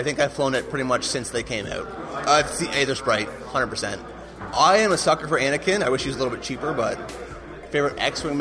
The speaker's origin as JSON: {"language": "English", "town": "Kingston", "region": "Ontario", "country": "Canada", "said": "I'm from Kingston, Ontario"}